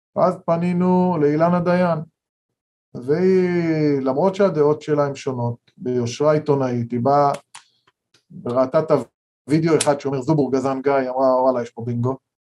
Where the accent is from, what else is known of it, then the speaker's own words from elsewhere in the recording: Kfar Ro'e, Central District, Israel; אנחנו גדלנו בכפר רועה